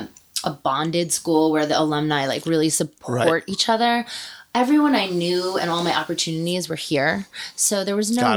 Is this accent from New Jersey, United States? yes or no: yes; northern New Jersey, United States; moved away as an adult; now in Los Angeles, United States; I grew up in northern New Jersey